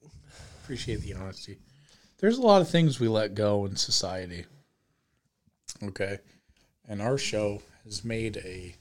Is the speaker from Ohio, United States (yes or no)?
yes; suburb of Cleveland, Ohio, United States; moved away; he played a concert at my suburb of Cleveland high school, like, gym.